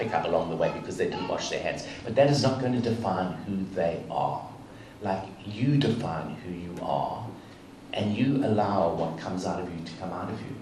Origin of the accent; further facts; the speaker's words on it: South Africa; I grew up in South Africa, apartheid South Africa, and Nelson Mandela was, for most of my childhood, was in prison